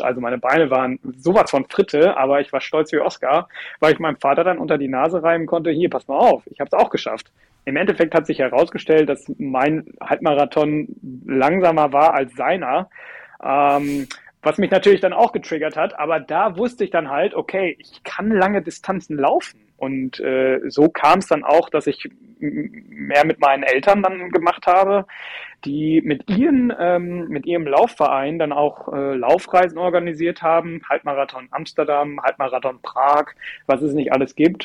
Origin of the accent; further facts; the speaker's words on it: Cologne, North Rhine-Westphalia, Germany; in meiner Heimatstadt